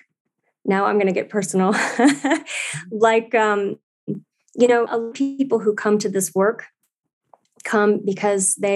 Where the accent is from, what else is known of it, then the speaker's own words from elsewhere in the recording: St. Louis, Missouri, United States; I was born in St. Louis, Missouri